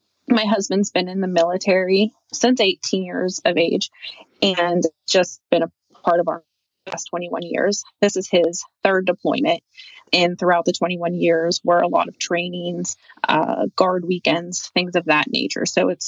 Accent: Pennsylvania, United States; So I am from Western Pennsylvania. I've been here since I was 14.

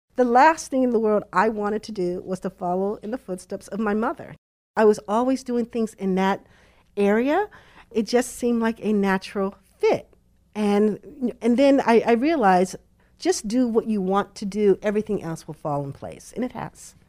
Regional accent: Boston, Massachusetts, United States; Born in Boston, raised in Boston, met my husband in Boston, went to Boston College. I am truly a Bostonian.

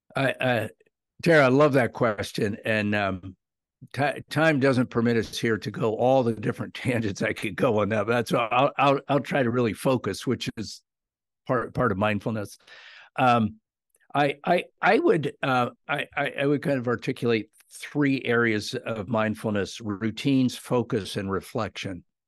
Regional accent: South Central Pennsylvania, United States; I grew up in South Central Pennsylvania.

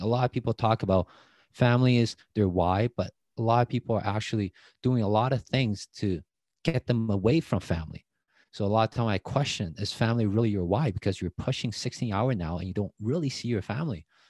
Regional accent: Taiwan; English is a second language; moved away as an adult; now in Canada; I grew up in Taiwan, but I was just a kid

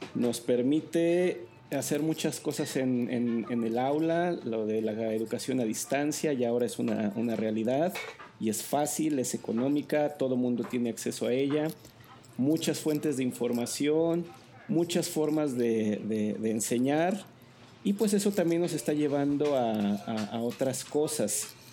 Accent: Zacatecas, Mexico; yo nací en Zacatecas

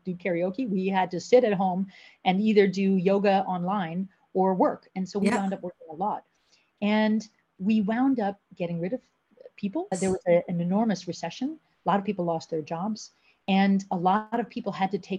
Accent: United States; moved away as an adult; now in The Hague, Netherlands; I'm originally from the United States and I've been living in Europe about half my life. I came over here in my early 20s

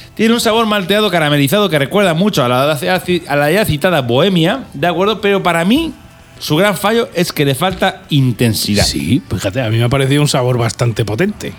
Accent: Albacete, Castilla-La Mancha, Spain; also born or lived in Algeciras; somos de Albacete, pero yo tengo, yo soy medio de Algeciras, o sea, yo soy medio, medio andaluz

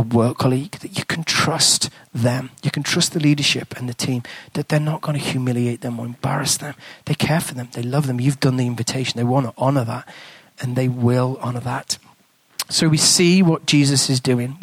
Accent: England, United Kingdom; accent: English; moved away as an adult; now in New Zealand; I've got an English accent. I'm not a Kiwi

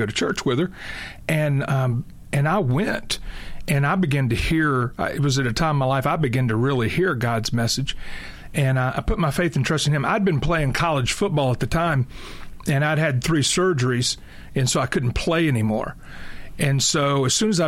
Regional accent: Tennessee, United States; I grew up in Tennessee

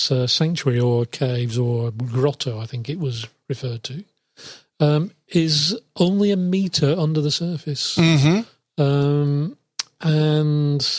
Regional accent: Lancashire, North West England, United Kingdom; I come from Lancashire

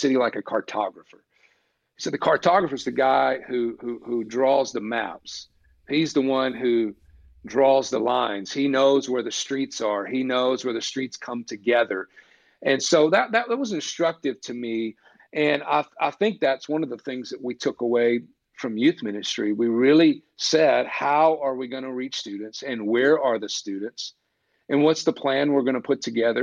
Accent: East Coast, United States; moved away as an adult; now in Burbank, United States; I'm from the East Coast

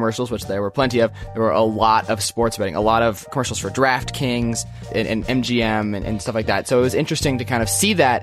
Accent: Bay Area, California, United States; moved away; I grew up in the Bay Area

